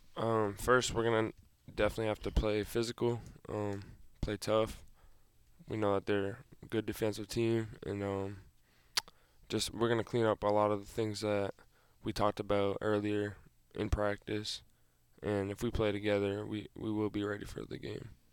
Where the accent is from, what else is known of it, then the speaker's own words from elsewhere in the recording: Massachusetts, United States; moved away; my hometown